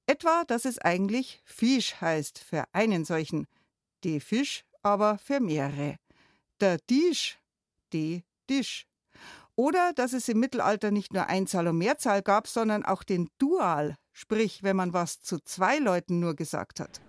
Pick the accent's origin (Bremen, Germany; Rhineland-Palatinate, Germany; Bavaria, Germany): Bavaria, Germany; Munich; als Münchnerin